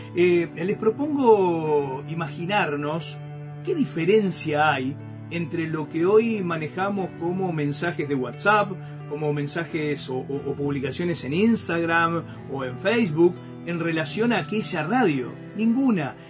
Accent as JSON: {"language": "Spanish", "town": "Concordia", "region": "Entre Ríos", "country": "Argentina", "tie": "born or raised there", "moved": "as an adult", "lives_now": "Santa Fe, Argentina", "said": "me crié, nací, me crié en Concordia"}